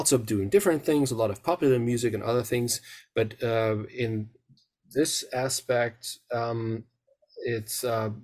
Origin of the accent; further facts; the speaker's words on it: Mainz, Rhineland-Palatinate, Germany; now in Münster, Germany; I grew up in the western part of Germany, in the area of Mainz, which is close to the River Rhine, in the area around Frankfurt